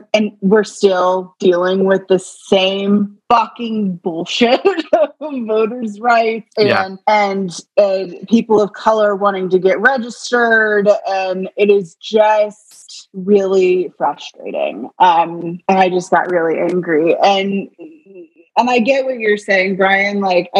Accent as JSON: {"language": "English", "region": "New England", "country": "United States", "tie": "born or raised there", "said": "I grew up in New England"}